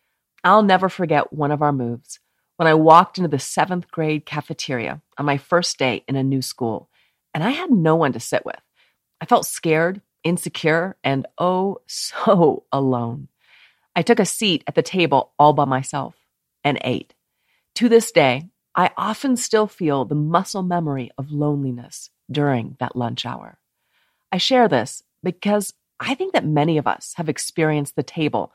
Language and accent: English; Steamboat Springs, Colorado, United States; also born or lived in Melbourne, Florida / Maggie Valley, North Carolina; I was born in Melbourne, Florida, then moved to Maggie Valley, North Carolina, before settling in Steamboat Springs, Colorado.